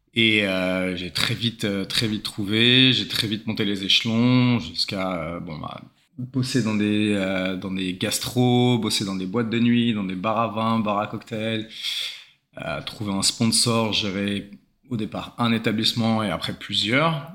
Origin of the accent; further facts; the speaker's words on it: Saint-Germain-en-Laye, Île-de-France, France; moved away as an adult; also born or lived in New Zealand; now in Sydney, Australia; je viens de Saint-Germain-en-Laye, région parisienne